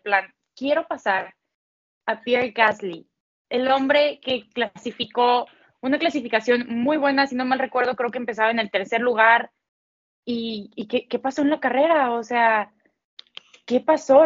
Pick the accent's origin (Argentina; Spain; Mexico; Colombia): Mexico; yo como mexicana